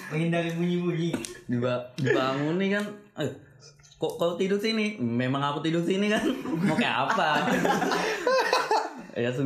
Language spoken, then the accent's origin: Indonesian; Samarinda, East Kalimantan, Indonesia; asal Samarinda Samarinda asal asalku memang dari Samarinda